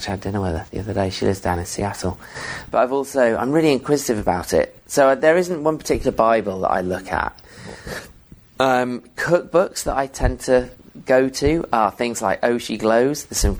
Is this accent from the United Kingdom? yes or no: yes; England, United Kingdom; Yeah. So I'm English, but my parents moved around a lot.